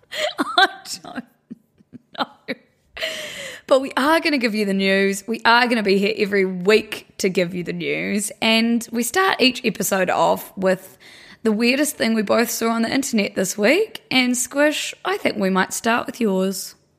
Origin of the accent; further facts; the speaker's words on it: New Zealand; We're from New Zealand